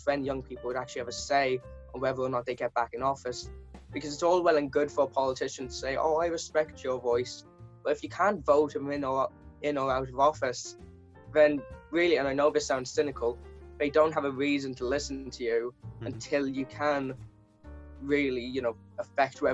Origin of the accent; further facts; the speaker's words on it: Kildare, Leinster, Ireland; I'm from Kildare, we're the third youngest county in the country